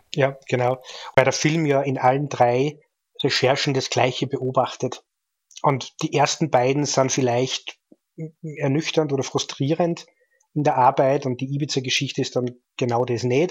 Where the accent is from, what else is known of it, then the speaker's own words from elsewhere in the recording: Austria; ich als Österreicher